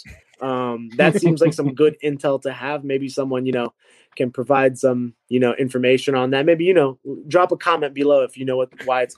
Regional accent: New York, United States; my hometown

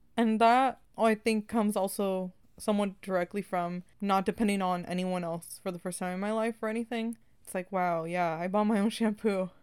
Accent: California, United States; we in California

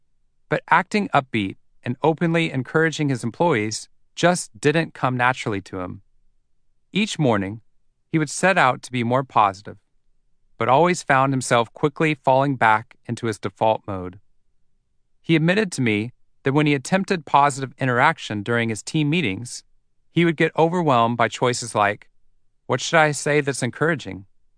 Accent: Waco, Texas, United States; I was coming to the tail end of my 90 hours of volunteer firefighting training in my hometown of Waco, Texas.

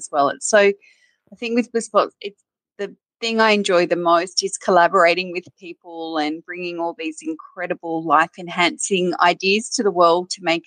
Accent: Wagga Wagga, New South Wales, Australia; also born or lived in Griffith, New South Wales; I spent my sort of school years in Wagga, which was a big regional country town in Australia

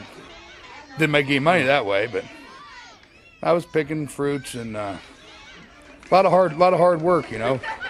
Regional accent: Hayward, California, United States; I'm from Hayward, California, which is on the other side of the Rockies over there.

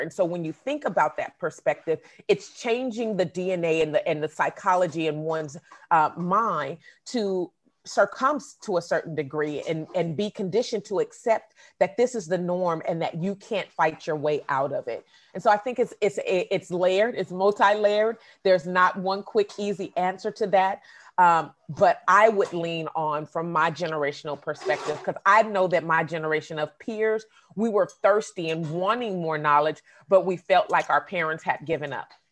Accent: Oakland, California, United States; I grew up in the Bay Area, but I've also lived in Southern California

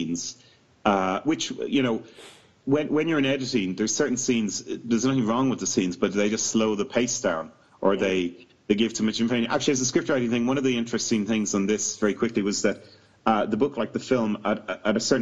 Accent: Ireland; moved away as an adult; now in United Kingdom; we're all Irish, but we've all lived in the UK for 20 years

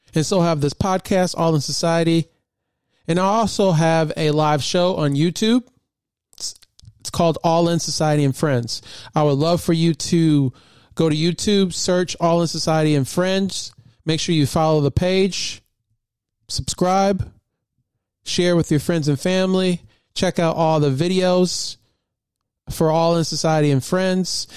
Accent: Michigan, United States; born and raised in Michigan

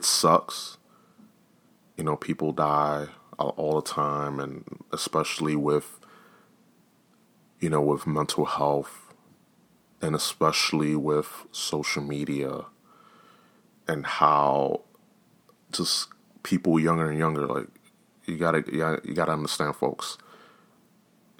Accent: New York, United States; us New Yorkers, you know, I'm here from New York

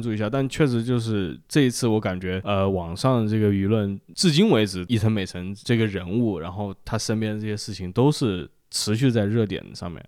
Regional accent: China; 作为中国人是个很熟悉的段落嘛

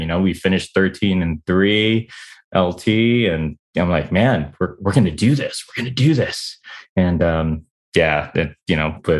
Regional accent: San Diego, California, United States; moved away as an adult; now in Japan; So I moved to Japan 2006. A couple of guys, like, you know, they knew I came from San Diego.

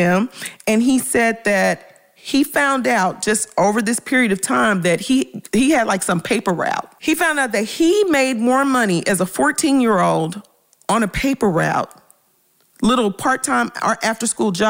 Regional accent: Memphis, Tennessee, United States; moved away; I'm originally from Memphis

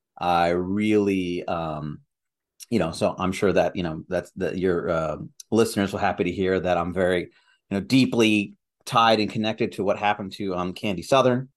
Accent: Algeria; I was born in Algeria

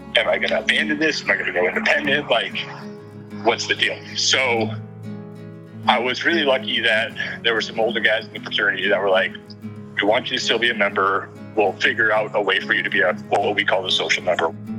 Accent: Northeast, United States; moved away as an adult; I came from the Northeast where Greek life just wasn't a thing

